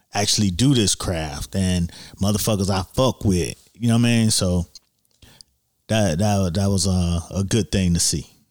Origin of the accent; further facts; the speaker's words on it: Miami, Florida, United States; also born or lived in Scott Lake, Miami Gardens; we we moved from Liberty City to Scott Lake, which is now in Miami Gardens